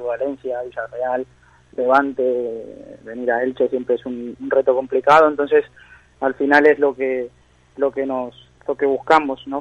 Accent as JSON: {"language": "Spanish", "town": "Monte Grande", "region": "Buenos Aires Province", "country": "Argentina", "moved": "yes", "lives_now": "Spain", "said": "Yo de Buenos Aires, de Argentina, Monte Grande"}